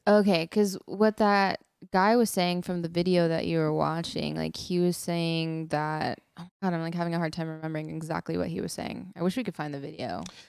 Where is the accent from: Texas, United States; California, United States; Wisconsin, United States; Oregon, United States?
Texas, United States; I'm from Texas.